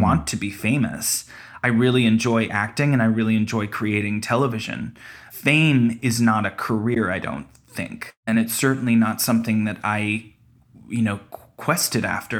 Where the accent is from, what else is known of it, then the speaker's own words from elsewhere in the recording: Toronto, Ontario, Canada; we were raised in Toronto, my whole family